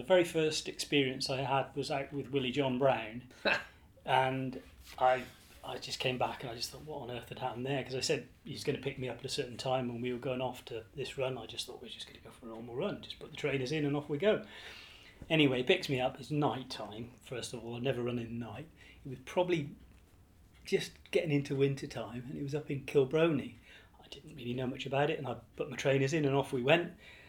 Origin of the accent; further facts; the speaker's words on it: England, United Kingdom; now in Ireland; As I say, when we came over to here from England, my wife and I were keen.